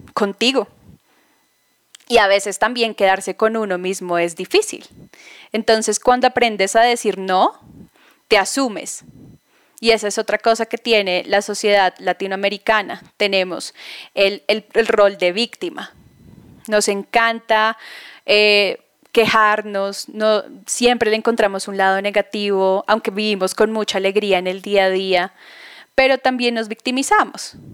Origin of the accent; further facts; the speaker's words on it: Bogotá, Colombia; moved away as an adult; Estoy basada ahora en Bogotá, soy bogotana, viví ocho años fuera del país